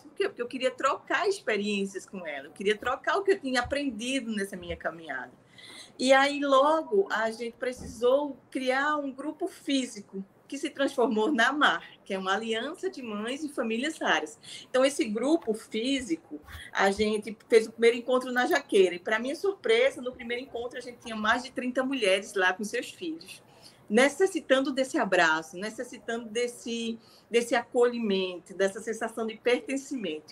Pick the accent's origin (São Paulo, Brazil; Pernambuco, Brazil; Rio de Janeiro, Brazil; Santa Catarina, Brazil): Pernambuco, Brazil; São Bento do Una; moved away as an adult; now in Recife, Brazil; Eu sou uma mulher vinda do interior de Pernambuco